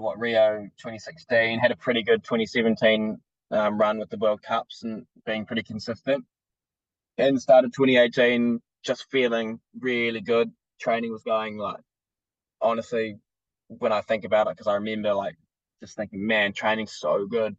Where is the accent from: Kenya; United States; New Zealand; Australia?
New Zealand; being just a Kiwi bloke who loves the outdoors